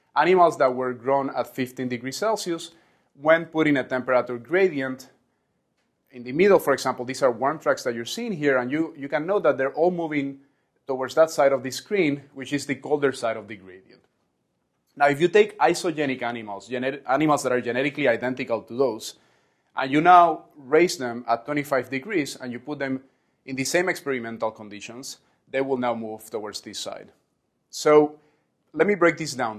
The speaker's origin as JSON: {"language": "English", "country": "Puerto Rico", "tie": "born or raised there", "said": "where I was born and raised in Puerto Rico"}